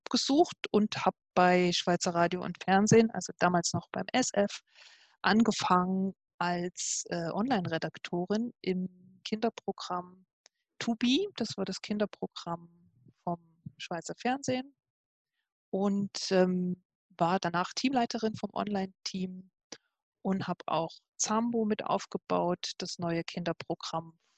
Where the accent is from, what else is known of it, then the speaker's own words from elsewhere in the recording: Leipzig, Saxony, Germany; moved away as an adult; now in Switzerland; Ich komme ursprünglich aus Leipzig und habe dort studiert